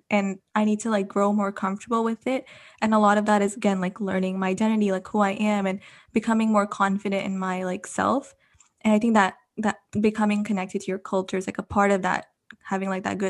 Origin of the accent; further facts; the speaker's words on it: India; and it's like I'm Indian, but we all still have like the same roots, right?